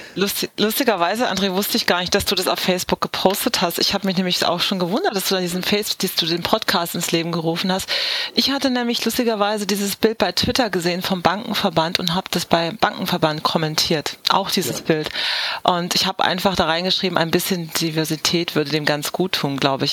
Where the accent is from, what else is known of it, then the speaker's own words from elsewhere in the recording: Southern Germany, Germany; ich bin in Süddeutschland aufgewachsen